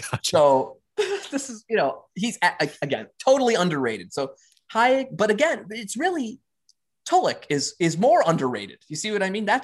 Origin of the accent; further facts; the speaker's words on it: Austria; English is a second language; native Ger- uh, native Austrian. I'm, I'm writing English as a second language, and there's some long ass sentences here